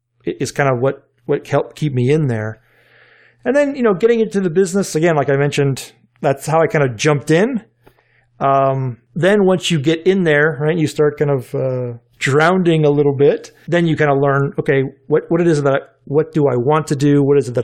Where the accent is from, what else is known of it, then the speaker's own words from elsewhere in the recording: Richmond, Virginia, United States; So being in Richmond, Virginia, I grew up in Andy Leonard's backyard, right?